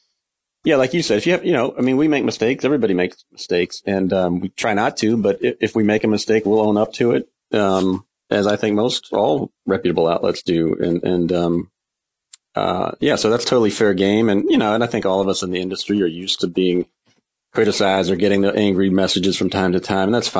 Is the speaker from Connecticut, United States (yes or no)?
no; Herndon, Virginia, United States; also born or lived in Richmond, Virginia; now in Henrico, United States; I grew up in Northern Virginia, a town called Herndon, right in the shadows of Dulles Airport